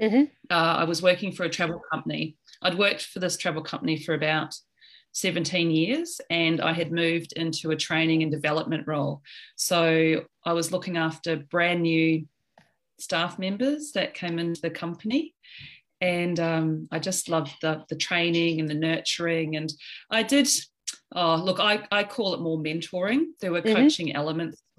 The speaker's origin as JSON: {"language": "English", "country": "New Zealand", "moved": "yes", "lives_now": "Sydney, Australia", "said": "I'm from New Zealand originally, but I've lived in Australia for about 20 years."}